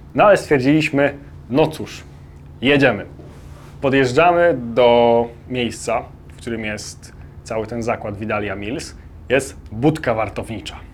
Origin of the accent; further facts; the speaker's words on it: Poland; jesteśmy z Polski